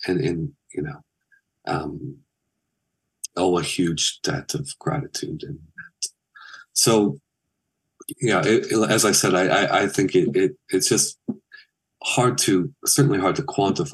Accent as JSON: {"language": "English", "region": "Michigan", "country": "United States", "tie": "born or raised there", "moved": "yes", "said": "when I was young and growing up in Michigan"}